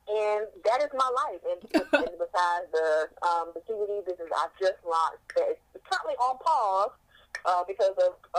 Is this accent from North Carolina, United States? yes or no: yes; North Carolina, United States; I was born and raised in North Carolina. I am from the South.